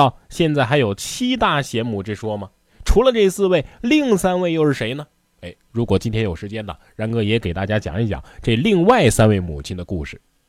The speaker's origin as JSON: {"language": "Chinese", "country": "China", "said": "但是神奇的是什么呢？我们中国人却毫无障碍地接受了这个节日"}